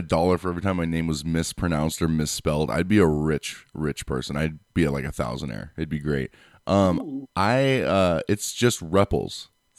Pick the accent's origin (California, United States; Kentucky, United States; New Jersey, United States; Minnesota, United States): California, United States; San Diego; I'm from San Diego